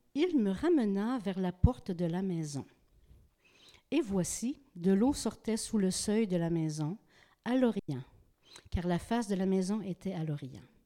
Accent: Gaspé, Quebec, Canada; je viens de Gaspé.

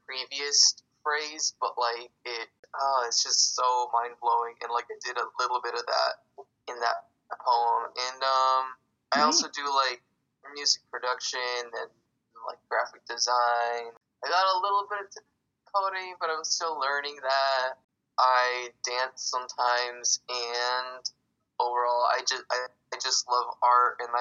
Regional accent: San Jose, California, United States; I was born and raised in San Jose, here in California

